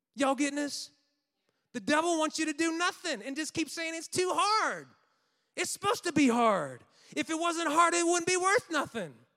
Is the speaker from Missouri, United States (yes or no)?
yes; St. Louis, Missouri, United States; I'm from Saint Louis